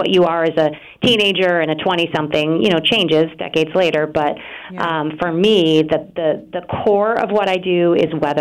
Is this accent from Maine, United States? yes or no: yes; Maine, United States; now in Boston, United States; I grew up in Maine